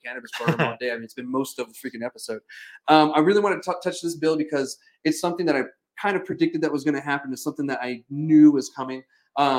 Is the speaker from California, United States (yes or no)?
no; Alamogordo, New Mexico, United States; my hometown, Alamogordo